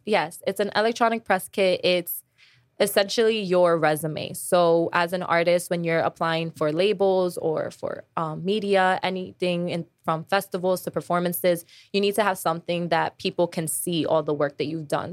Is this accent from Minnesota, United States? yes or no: no; New York, United States; I'm from New York and I'm working in New York